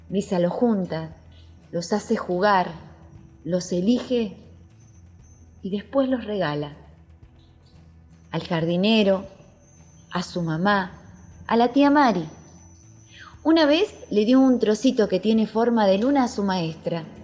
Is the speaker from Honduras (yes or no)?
no; La Pampa, Argentina; Soy argentina, de La Pampa, un lugar donde se ve el horizonte y donde se escuchan las calandrias